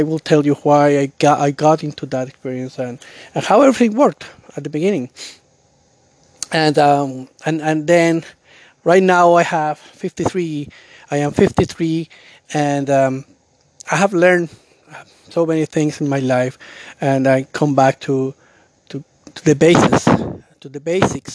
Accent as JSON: {"language": "English", "country": "Colombia", "tie": "born or raised there", "moved": "yes", "lives_now": "Canada", "said": "I'm from Colombia, and now I live in Canada. So at that time, I was living in Colombia"}